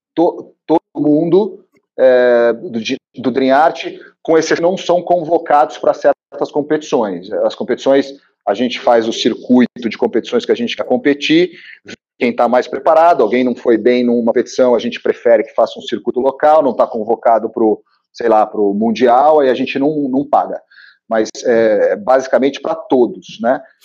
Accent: Rio de Janeiro, Brazil; now in São Paulo, Brazil; Eu sou carioca, mas vim para São Paulo cedo

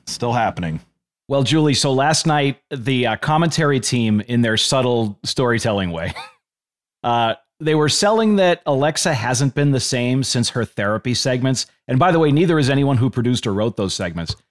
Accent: Boston, Massachusetts, United States; moved away; also born or lived in San Antonio; I'm from Boston

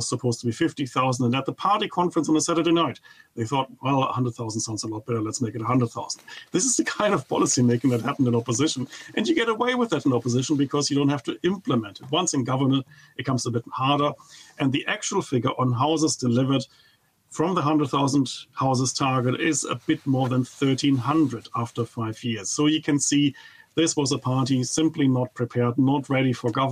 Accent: Germany; English is a second language; moved away as an adult; now in New Zealand; I come from Germany, and of course you could never tell from my accent

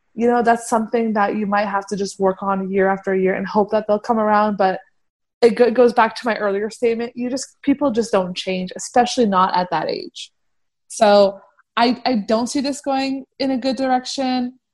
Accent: Afghanistan; moved away; Afghanistan because that's where I'm from originally

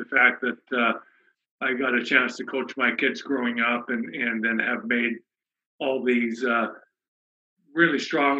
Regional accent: Canada; And as a Canadian, I thought the path that was going to be the easiest was hockey.

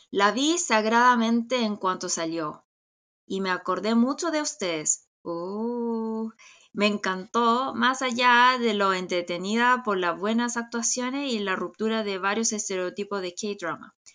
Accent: South Korea; soy coreana

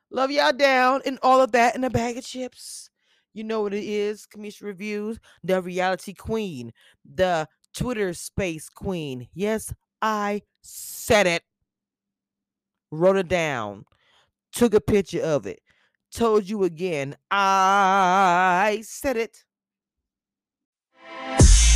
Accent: Louisiana, United States; now in Texas, United States; I'm from Louisiana

